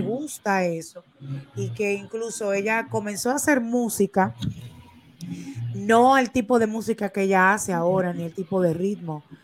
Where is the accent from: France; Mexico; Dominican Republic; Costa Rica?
Dominican Republic; nosotros como dominicanos